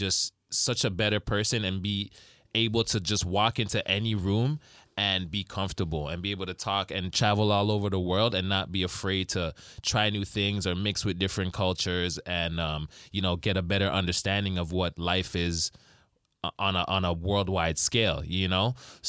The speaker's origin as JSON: {"language": "English", "town": "Rexdale", "region": "Ontario", "country": "Canada", "tie": "born or raised there", "said": "I was raised in Rexdale, but I went to high school in Woodbridge."}